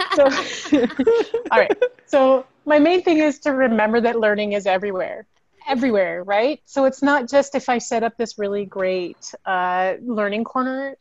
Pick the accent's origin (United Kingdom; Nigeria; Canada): Canada; as Canadians, we have this really interesting melange of like different measurements